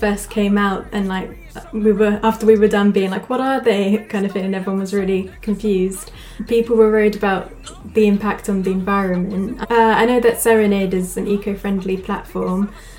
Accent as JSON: {"language": "English", "region": "England", "country": "United Kingdom", "accent": "English", "said": "Sorry, my English accent."}